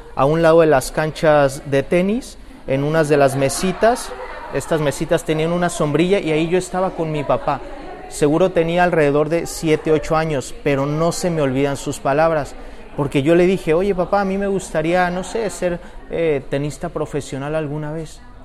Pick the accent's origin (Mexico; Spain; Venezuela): Mexico; Yo soy mexicano